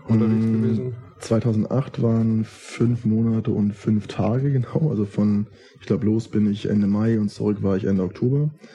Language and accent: German; Schleswig, Schleswig-Holstein, Germany; also born or lived in Kiel; now in Berlin, Germany; in meiner Heimatstadt, hier nach Schleswig, wo wir jetzt auch gerade sind.